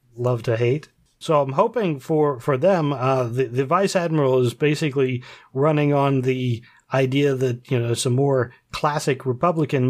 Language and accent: English; Pennsylvania, United States; we're from Pennsylvania